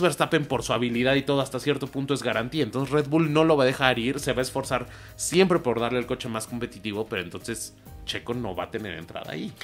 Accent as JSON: {"language": "Spanish", "country": "Mexico", "said": "nosotros como mexicanos"}